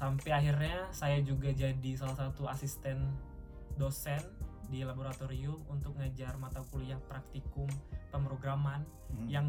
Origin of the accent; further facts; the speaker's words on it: Baturaja, South Sumatra, Indonesia; Saya asalnya dari Batu Raja. Jadi Batu Raja itu salah satu daerah mm-hmm. kecil di pertengahan atau perbatasan Palembang dan Lampung.